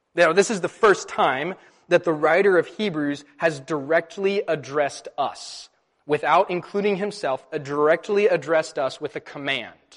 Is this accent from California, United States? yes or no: yes; California, United States; Growing up in California